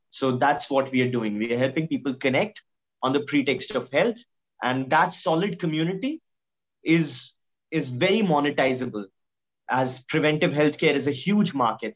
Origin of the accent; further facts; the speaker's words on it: India; we are an Indian middle class family